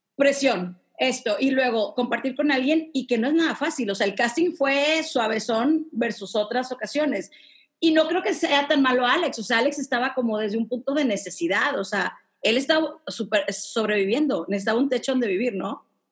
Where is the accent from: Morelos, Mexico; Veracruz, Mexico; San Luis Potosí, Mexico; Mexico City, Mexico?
Mexico City, Mexico; yo que soy de la Roma y vivo en la Roma, en Ciudad de México